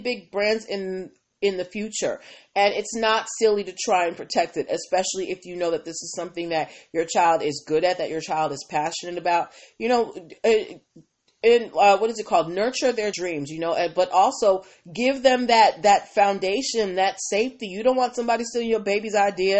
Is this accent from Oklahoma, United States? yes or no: no; Boston, Massachusetts, United States; I'm from Boston